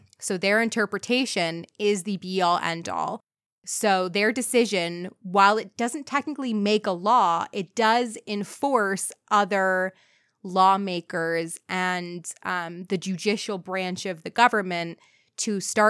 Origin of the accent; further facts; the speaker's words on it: United States; I will do my best as an American.